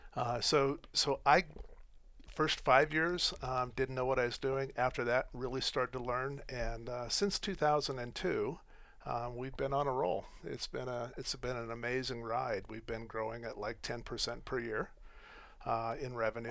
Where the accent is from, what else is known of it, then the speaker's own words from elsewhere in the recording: Colorado and Wyoming, United States; also born or lived in Phoenix, Arizona; so I grew up in Colorado and Wyoming.